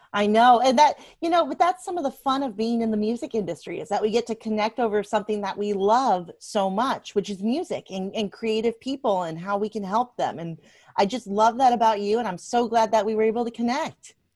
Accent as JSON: {"language": "English", "town": "Washington", "region": "District of Columbia", "country": "United States", "tie": "born or raised there", "also_born_or_lived": "Louisiana", "moved": "yes", "lives_now": "Nashville, United States", "said": "when I was a little girl, I was growing up in Washington, D C"}